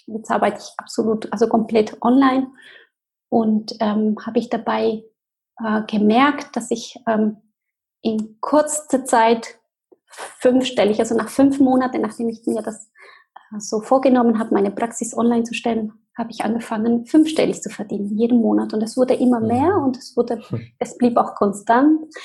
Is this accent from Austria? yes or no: no; Argentina; German is a second language; moved away; Ich bin ähm, in Argentinien geboren, in eine ganz ähm, wunderschönen Familie